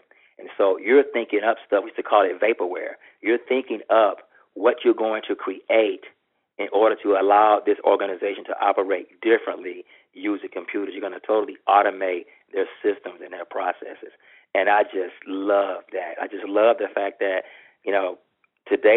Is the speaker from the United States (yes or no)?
yes; Texas, United States; I'm from Texas, so I spent my first semester here at Texas A&M